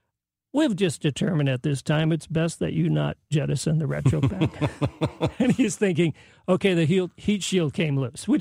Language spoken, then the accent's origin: English; Silicon Valley, California, United States; also born or lived in Hollywood, California; now in St. Louis, United States; I'm, of course, from Silicon Valley